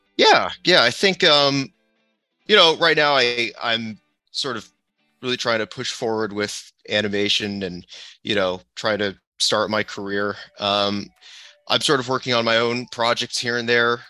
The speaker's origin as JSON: {"language": "English", "town": "San Diego", "region": "California", "country": "United States", "tie": "born or raised there", "also_born_or_lived": "Los Angeles", "said": "I grew up in San Diego for most of my life"}